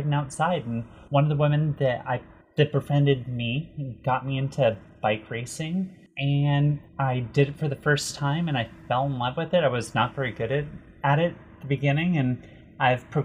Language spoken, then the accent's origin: English; New York City, New York, United States; I'm from New York